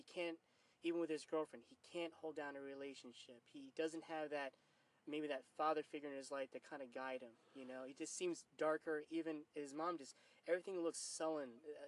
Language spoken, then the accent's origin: English; New York, United States; For my end, and I'm from New York, and I don't sound like I'm from New York.